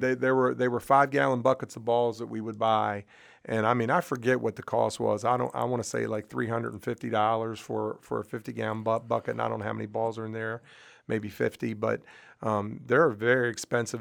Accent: Brunswick, Maryland, United States; I grew up in Brunswick

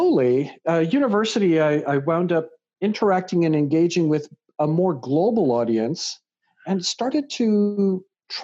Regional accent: Canada; also born or lived in England; raised in Canada

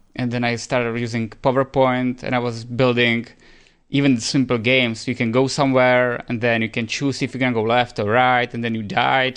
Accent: Czechia; moved away as an adult; also born or lived in Spain; we are both from Czech Republic

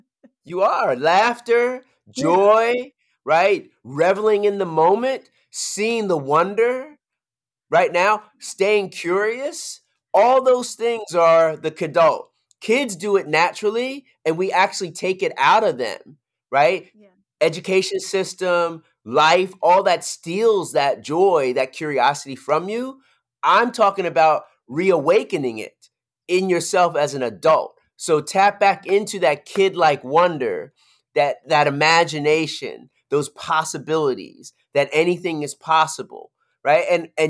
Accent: Philadelphia, Pennsylvania, United States; That's my girl. We're from Philly. That's my girl.

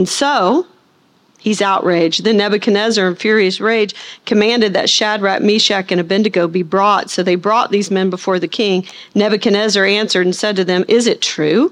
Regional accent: Arkansas, United States; I'm from Arkansas.

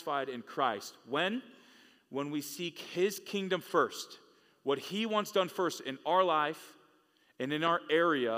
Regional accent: California, United States; Growing up in California, I started going to church in high school

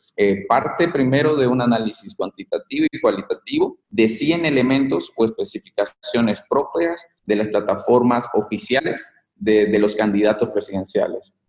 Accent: Bolivia; moved away as an adult; salí de, de Bolivia

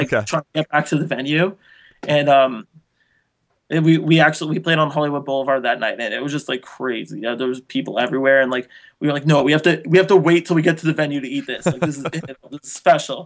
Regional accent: Canada; I'm Canadian

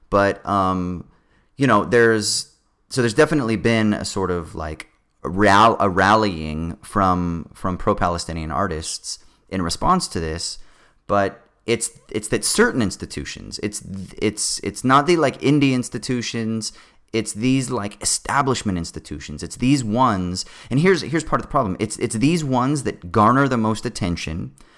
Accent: Sydney, New South Wales, Australia; one of your dreams growing up in Sydney is to be able to perform on the stage where all of your fucking heroes have performed

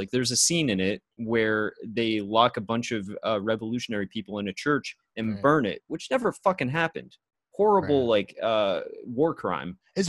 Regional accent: United States; I'm an American

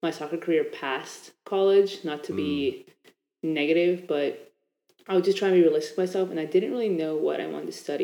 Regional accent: Annandale, Virginia, United States; I'm from Annandale, Virginia. I was basically raised here my entire life

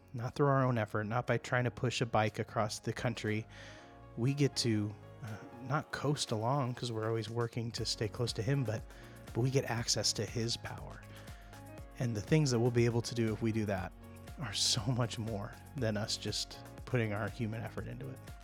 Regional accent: Nebraska, United States; moved away; I grew up and spent a lot of my time growing up in Nebraska

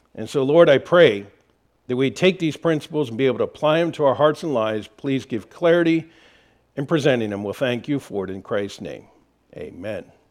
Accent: Harrisburg, Pennsylvania, United States; moved away; I'm from Harrisburg, Pennsylvania area

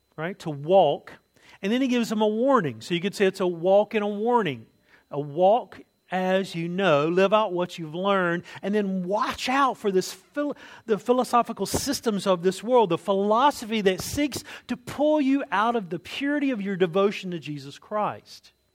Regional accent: United States; as an American

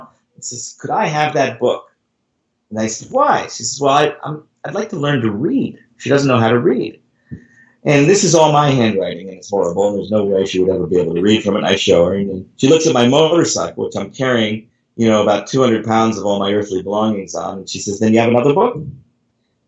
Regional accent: California, United States; I'm from California

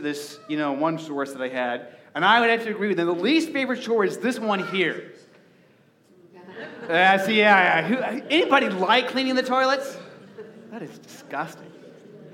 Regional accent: Arizona, United States; moved away as an adult; now in Nebraska, United States; growing up in Arizona, we didn't have to do this. You know, and so when I first moved, you know, to Nebraska and owned a house

